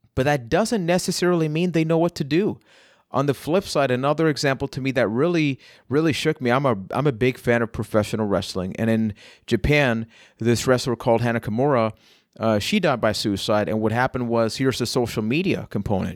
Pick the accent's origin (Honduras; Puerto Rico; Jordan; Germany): Puerto Rico; I am from Puerto Rico